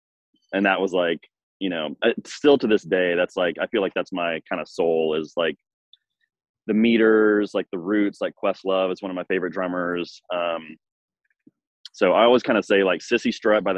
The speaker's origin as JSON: {"language": "English", "town": "Nashville", "region": "Tennessee", "country": "United States", "tie": "born or raised there", "said": "I grew up in Nashville. My dad's a drummer as well. So they moved to Nashville when I was like six"}